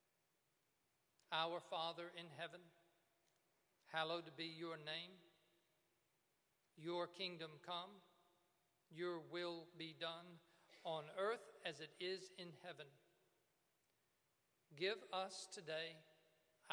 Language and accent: English; Cuba, Alabama, United States; I'm from Cuba, Alabama